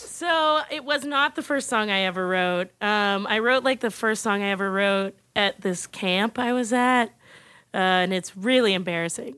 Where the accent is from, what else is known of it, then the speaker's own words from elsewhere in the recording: California, United States; moved away; I'm from California originally, and I grew up as a theater kid